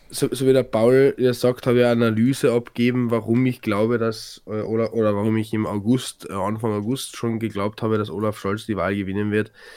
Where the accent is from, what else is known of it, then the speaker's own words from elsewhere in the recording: Carinthia, Austria; bei uns in Kärnten